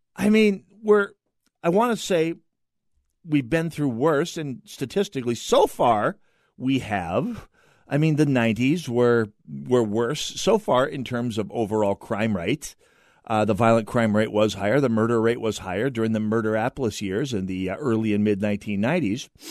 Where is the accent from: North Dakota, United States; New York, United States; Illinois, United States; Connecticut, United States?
North Dakota, United States; I'm from North Dakota